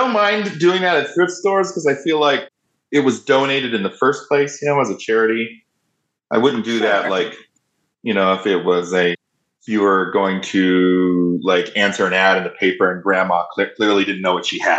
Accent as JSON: {"language": "English", "region": "Southern Oregon", "country": "United States", "tie": "born or raised there", "moved": "yes", "lives_now": "Denver, United States", "said": "And that's actually why I left the community I'm from. I'm from Southern Oregon."}